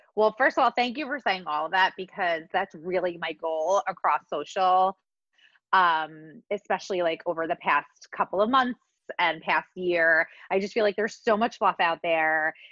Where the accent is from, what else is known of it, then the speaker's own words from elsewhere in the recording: New Jersey, United States; Growing up, I grew up in New Jersey and like in the 80s and the 90s.